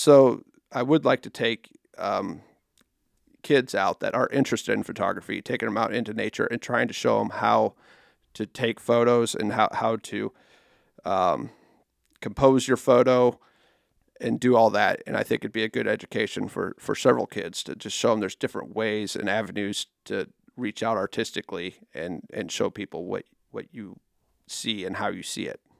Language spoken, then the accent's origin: English; Nebraska, United States; moved away as an adult; now in Council Bluffs, United States; I grew up in Nebraska, I mean, across the river